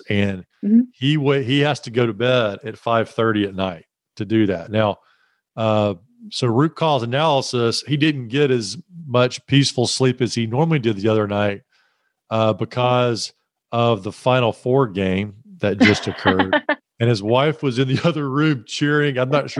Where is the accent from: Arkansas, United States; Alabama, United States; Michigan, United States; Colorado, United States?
Alabama, United States; moved away; I just revealed my Alabama beginnings. So I said, y'all. Yes, I'm from Alabama originally.